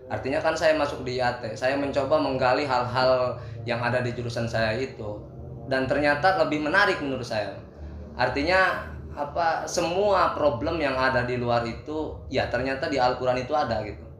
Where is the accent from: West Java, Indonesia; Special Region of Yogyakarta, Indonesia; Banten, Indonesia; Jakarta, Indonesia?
Banten, Indonesia; Lebak; saya kan berasal dari Lebak ya jadi dari kampung sedikit masuk ke Serang ya agak sedikit kota